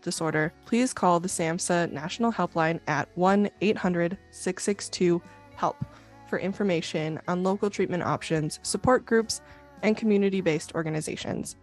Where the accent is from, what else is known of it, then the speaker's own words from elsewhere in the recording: Minnesota, United States; having grown up in Minnesota